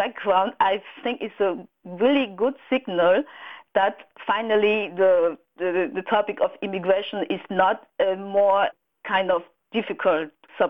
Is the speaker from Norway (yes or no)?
no; Cameroon; English is a second language; moved away as an adult; now in Germany; I personally, I come from Cameroon. I come from Germany 2002 for studies reason, and after my study here, I stay here and get a job and get a family.